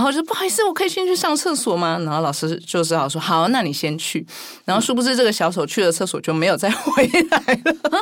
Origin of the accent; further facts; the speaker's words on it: Kaohsiung, Taiwan; 我是在高雄出生